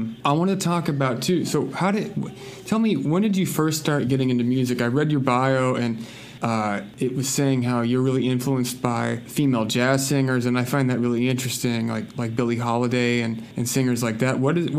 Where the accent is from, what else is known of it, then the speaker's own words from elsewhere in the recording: the South, United States; growing up in the South like I did, that's absolutely part of the history.